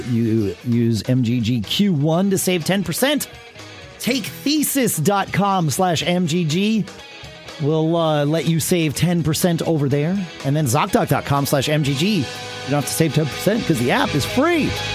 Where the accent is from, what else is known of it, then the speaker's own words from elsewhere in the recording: New England, United States; moved away; also born or lived in Texas; growing up in New England